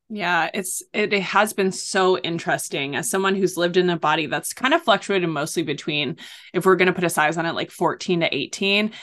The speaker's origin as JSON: {"language": "English", "area": "North Shore of Oahu", "region": "Hawaii", "country": "United States", "tie": "born or raised there", "said": "I grew up on the North Shore of Oahu"}